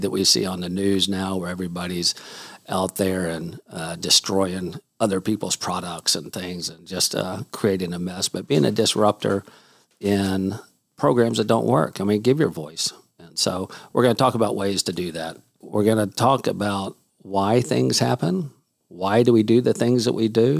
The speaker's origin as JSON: {"language": "English", "town": "Houston", "region": "Texas", "country": "United States", "tie": "born or raised there", "also_born_or_lived": "Salt Lake City, Utah", "said": "I did move to Houston, Texas when I was four. Lived here my whole life"}